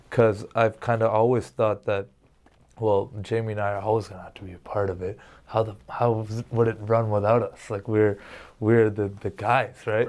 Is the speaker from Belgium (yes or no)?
no; Canada; I'm Canadian